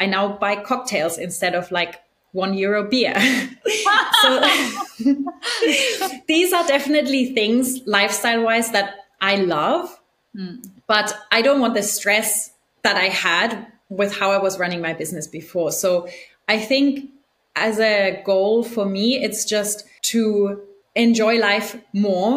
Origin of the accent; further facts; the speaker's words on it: Germany; moved away; also born or lived in Argentina; we're both from Germany and I think it's a very interesting culture to grow up